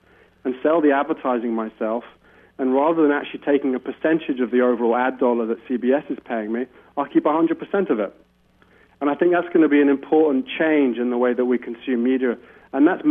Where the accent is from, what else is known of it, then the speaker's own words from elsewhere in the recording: United Kingdom; as a Brit